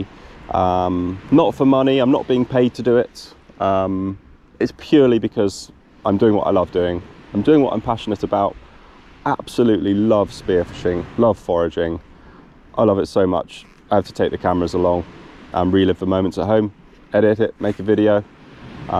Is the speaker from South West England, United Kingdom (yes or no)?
yes; South Devon, South West England, United Kingdom; I am from South Devon in the UK.